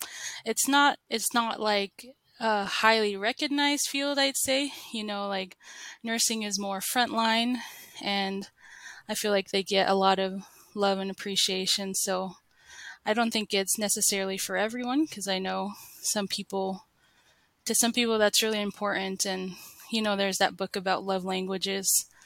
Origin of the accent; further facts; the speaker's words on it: Las Vegas, Nevada, United States; moved away as an adult; also born or lived in Provo, Utah / St. George, Utah; now in Bountiful, United States; I was born and raised in Las Vegas and grew up there